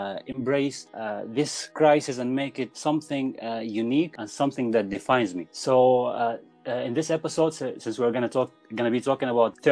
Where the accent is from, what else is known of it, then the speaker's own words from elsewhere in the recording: Al Kharj, Riyadh Province, Saudi Arabia; moved away; also born or lived in Sudan; I was raised up and born in Saudi Arabia.